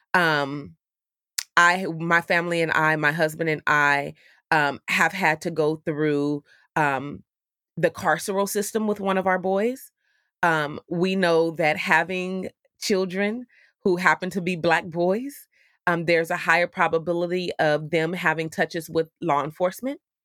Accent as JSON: {"language": "English", "town": "Oakland", "region": "California", "country": "United States", "tie": "born or raised there", "said": "the city of Oakland, which is my hometown in California"}